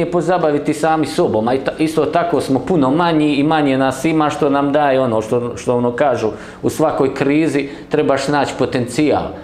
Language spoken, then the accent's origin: Croatian; Bosnia & Herzegovina; ovo što mi trenutno doživljavamo kao Hrvati u Bosni i Hercegovini.